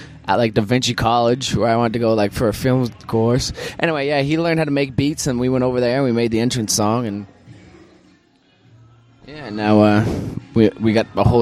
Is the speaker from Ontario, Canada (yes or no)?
no; Windsor, Nova Scotia, Canada; born or raised there